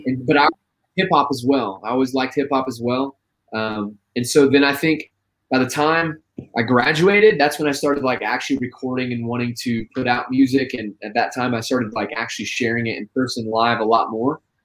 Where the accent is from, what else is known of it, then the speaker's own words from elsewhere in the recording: Terre Haute, Indiana, United States; also born or lived in Abilene, Texas; now in Homestead, United States; I'm originally from Terre Haute, Indiana